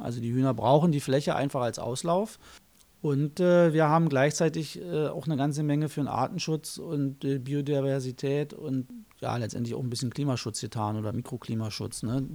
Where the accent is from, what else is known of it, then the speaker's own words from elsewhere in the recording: Germany; Ich bin in der DDR groß geworden